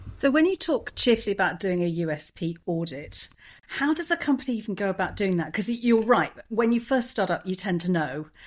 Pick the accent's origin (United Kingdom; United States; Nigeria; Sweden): United Kingdom; England; I'm English